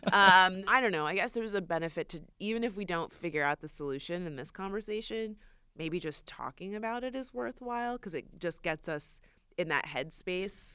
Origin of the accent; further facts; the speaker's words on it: Florida, United States; moved away; we're actually both from Florida.